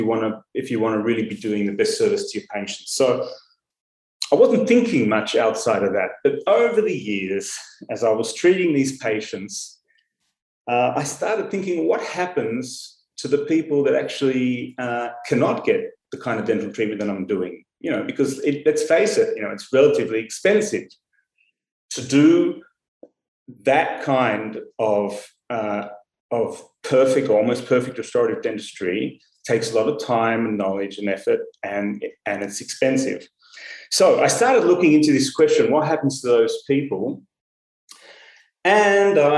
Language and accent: English; Melbourne, Victoria, Australia; moved away as an adult; now in Tel Aviv, Israel; I grew up in Melbourne, in Australia, and I studied dentistry at the University of Melbourne